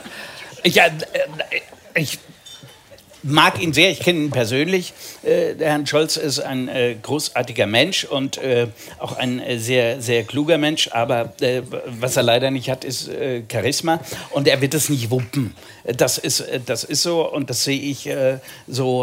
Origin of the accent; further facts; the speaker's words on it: Seeheim-Jugenheim, Hesse, Germany; also born or lived in Pfungstadt; Ich bin in Jugendheim geboren